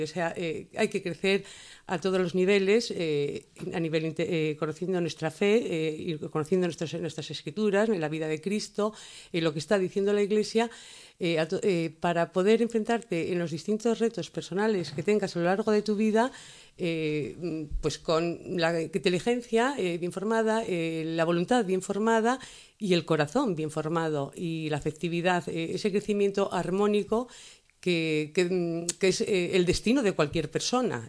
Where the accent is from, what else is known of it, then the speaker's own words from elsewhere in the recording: Asturias, Spain; como asturiana